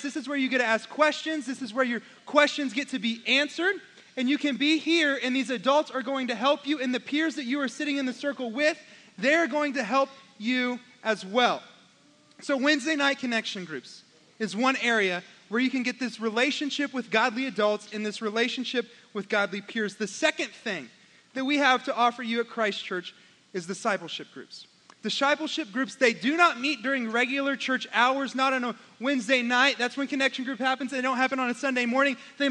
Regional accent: Oklahoma, United States; I'm from Oklahoma

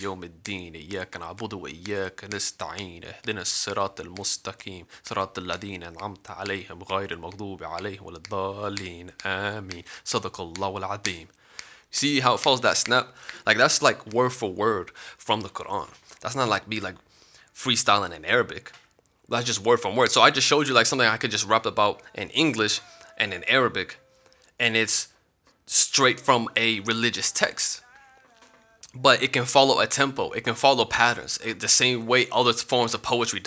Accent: Florida, United States; I'm 9 years old, living in Florida.

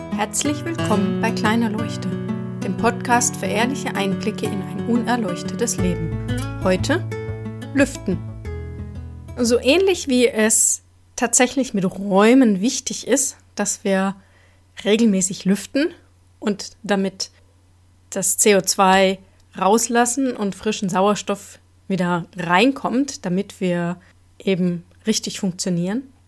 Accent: Germany; bei uns in Deutschland

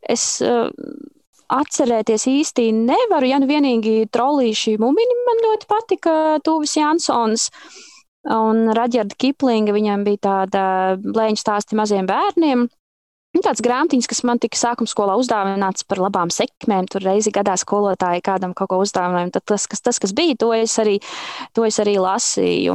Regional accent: Zemgale, Latvia; es tiešām kā zemgaliete

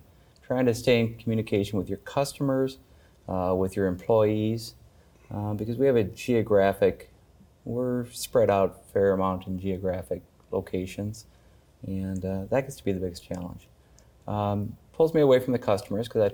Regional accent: Artesian, South Dakota, United States; also born or lived in Minneapolis–Saint Paul, Minnesota / Webster, South Dakota; I grew up in Artesian

